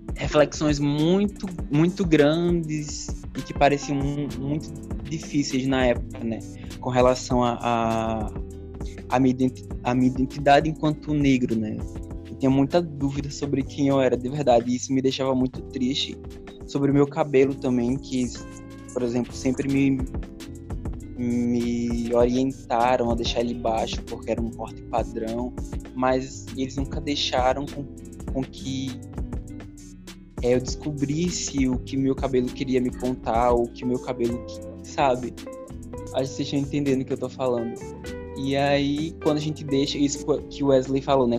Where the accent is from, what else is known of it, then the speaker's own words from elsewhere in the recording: Natal, Rio Grande do Norte, Brazil; eu sou daqui de Natal mesmo